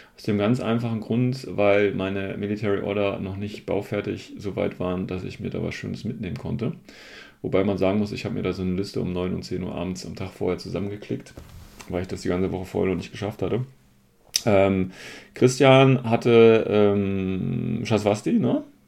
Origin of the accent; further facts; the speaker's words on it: Hesse, Germany; ich als Hesse